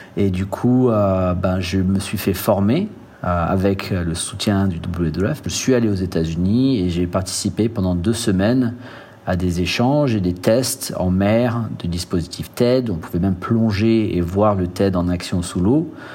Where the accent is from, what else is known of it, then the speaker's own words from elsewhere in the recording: French Guiana; En grandissant en Guyane